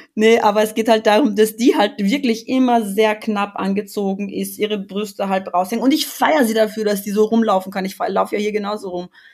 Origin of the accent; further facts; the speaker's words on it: Austria; ich bin in Österreich groß geworden